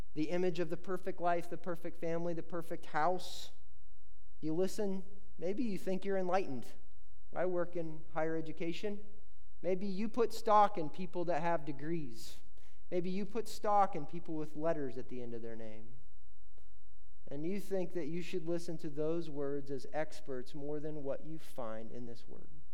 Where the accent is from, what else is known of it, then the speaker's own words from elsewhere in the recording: Indiana, United States; I grew up in Indiana where there's creeks and rivers